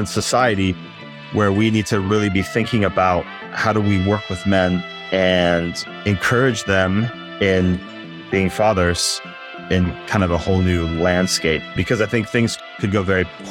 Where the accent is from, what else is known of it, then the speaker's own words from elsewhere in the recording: Durban, KwaZulu-Natal, South Africa; also born or lived in Michigan, United States; I was born in Michigan, and then my family moved to South Africa, a town called Durban on the east coast of South Africa when I was 5 years old.